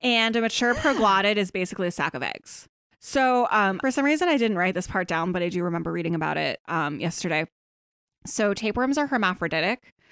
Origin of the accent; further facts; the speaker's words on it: Kutztown, Pennsylvania, United States; now in Pittsburgh, United States; it's bad where I grew up in Kutztown